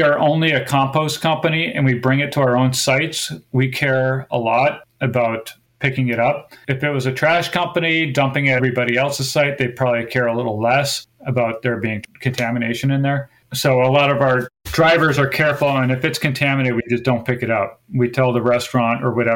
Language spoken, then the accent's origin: English; Wisconsin, United States; also born or lived in Seattle, Washington; now in Gloucester, United States; I grew up in Wisconsin